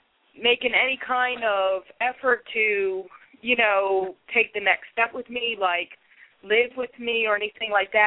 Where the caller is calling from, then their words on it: Ocean City, New Jersey, United States; I'm calling you from Ocean City, New Jersey.